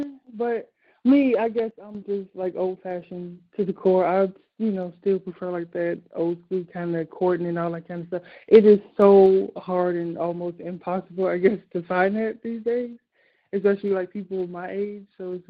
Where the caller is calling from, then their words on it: Chicago, Illinois, United States; from Chicago. Your favorite.